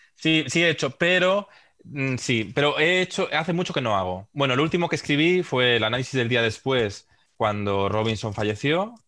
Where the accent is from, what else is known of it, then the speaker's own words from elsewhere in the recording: Santander, Cantabria, Spain; Yo soy de Santander, sí que iba al campo al, a ver al Racing